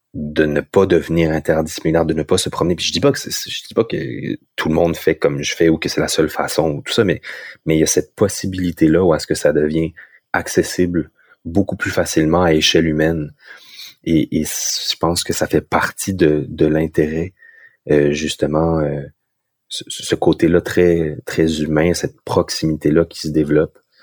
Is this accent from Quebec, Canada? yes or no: no; Moncton, New Brunswick, Canada; je venais de Moncton